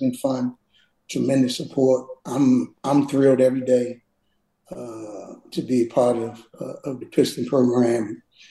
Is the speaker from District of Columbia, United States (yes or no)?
yes; Washington, District of Columbia, United States; moved away as an adult; now in Detroit, United States; me growing up in Washington, D.C.